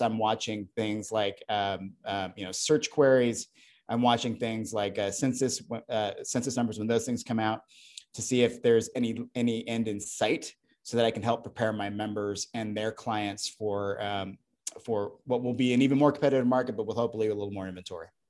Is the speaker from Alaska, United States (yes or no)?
yes; Alaska, United States; moved away; I grew up in Alaska